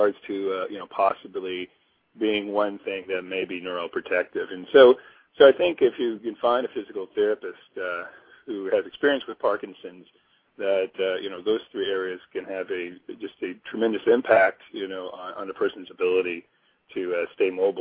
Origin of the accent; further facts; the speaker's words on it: Missouri, United States; also born or lived in Chicago; now in Hawaii, United States; I grew up in Missouri